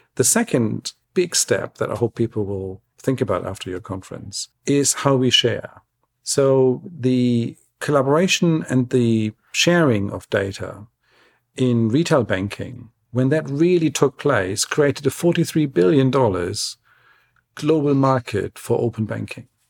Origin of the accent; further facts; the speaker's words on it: Germany; now in London, United Kingdom; I love my home country. I love the German national team